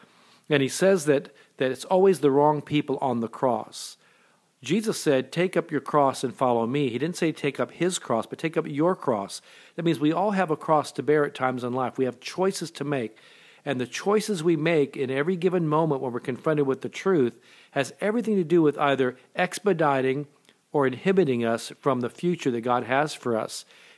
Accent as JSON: {"language": "English", "country": "Japan", "tie": "born there", "said": "I was born in Japan. My mother was Japanese. My dad was in the military at the time."}